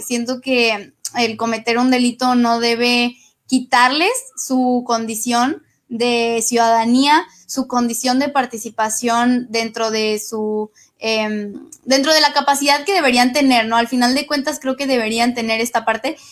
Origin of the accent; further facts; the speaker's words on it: Mexico; lo que queremos o a lo que aspiramos como mexicanas y como mexicanos